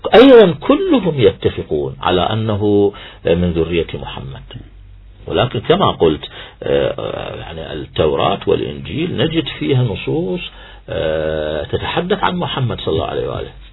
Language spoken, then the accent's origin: Arabic; Iraq; إحنا كعراقيين